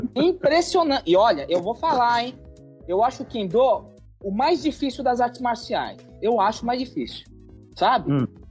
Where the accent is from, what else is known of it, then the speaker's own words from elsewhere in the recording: Brazil; nós somos brasileiros, é, descendentes